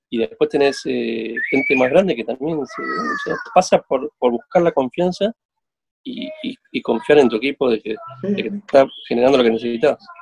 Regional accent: Argentina; como argentinos

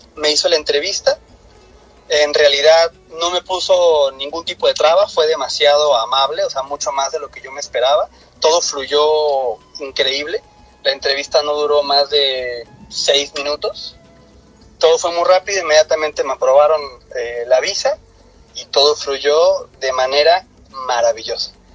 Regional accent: Mexico; also born or lived in Cancún, Quintana Roo; soy mexicano, vivo en la ciudad de Cancún, Quintana Roo, en México

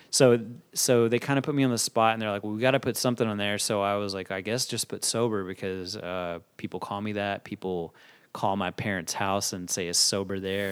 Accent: Fort Worth, Texas, United States; moved away as an adult; now in Dallas, United States; Fort Worth is wh-, what made me who I am as far as, like, s, as far as school and, and hearing the type of music I was hearing growing up

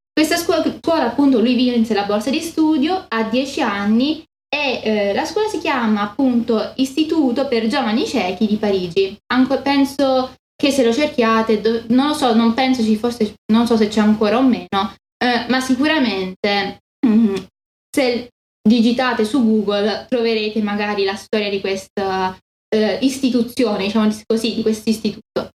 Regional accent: Italy; io sono italiana

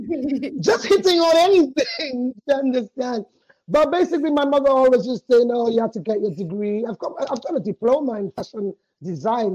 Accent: Sierra Leone; also born or lived in London; went back to Sierra Leone when we were three

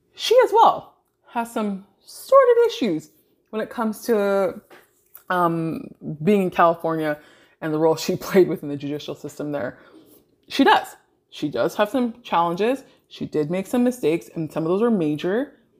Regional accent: Toronto, Ontario, Canada; I grew up in Greater Toronto area

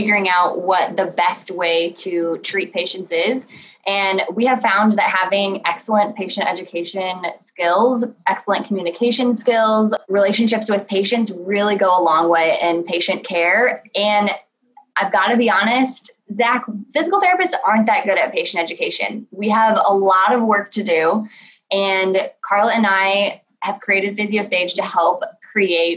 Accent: Michigan, United States; I'm from Michigan

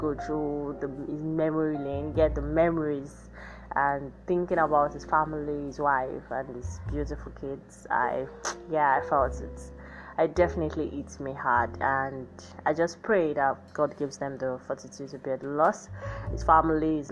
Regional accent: Nigeria; me now being as a Nigerian

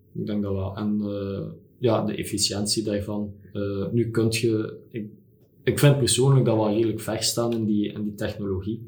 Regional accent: Belgium

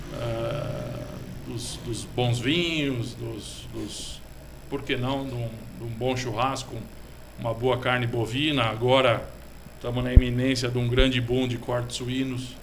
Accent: São Paulo, Brazil; moved away as an adult; now in Botucatu, Brazil; sou de São Paulo, capital

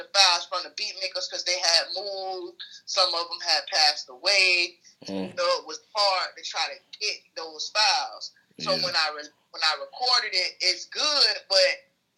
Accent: the South, United States; I'm from the South

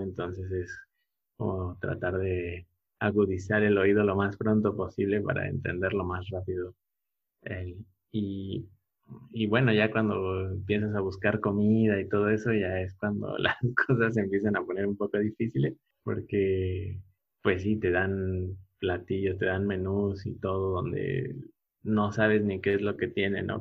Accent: Puebla, Mexico; moved away as an adult; also born or lived in Indonesia; now in Oaxaca, Mexico; soy originario de Puebla

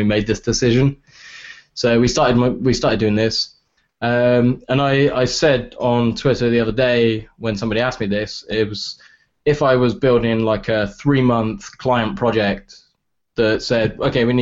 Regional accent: England, United Kingdom; accent: English; my English accent

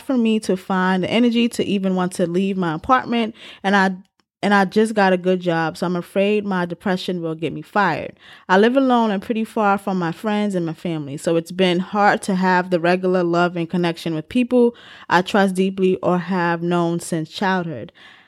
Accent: St. Louis, Missouri, United States; I was born and raised in St. Louis City and have a long history of being bullied by teachers, peers, and family about my appearance, the way I talk and act

